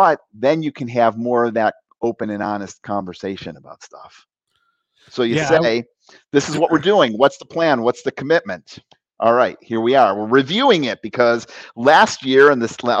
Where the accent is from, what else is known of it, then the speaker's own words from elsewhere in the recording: Cleveland, Ohio, United States; I was born in Cleveland